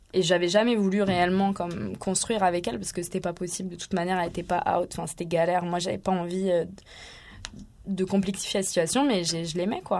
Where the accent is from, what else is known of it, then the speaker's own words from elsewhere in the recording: Marseille, Provence-Alpes-Côte d'Azur, France; moved away as an adult; also born or lived in Bordeaux; now in Canada; j'ai grandi à Marseille